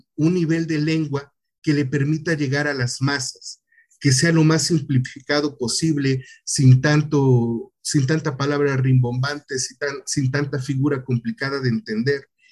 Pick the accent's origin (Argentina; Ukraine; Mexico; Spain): Mexico; Tihuatlán, Veracruz; moved away as an adult; also born or lived in Poza Rica / Xalapa; yo vengo de un municipio muy pequeño de, de Veracruz